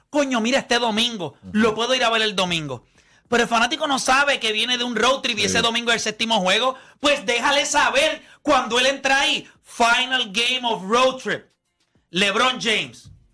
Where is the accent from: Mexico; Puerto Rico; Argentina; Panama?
Puerto Rico; yo soy de Puerto Rico